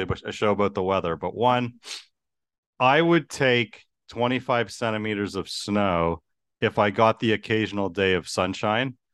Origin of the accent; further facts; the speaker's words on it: Toronto, Ontario, Canada; growing up in Toronto